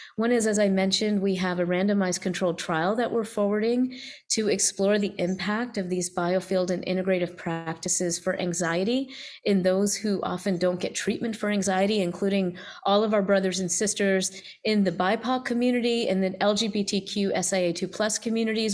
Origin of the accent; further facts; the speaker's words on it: the South, United States; growing up as an Indian American, you know, first generation in the South